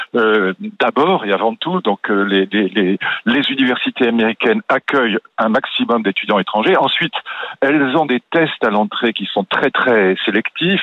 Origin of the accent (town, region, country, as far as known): France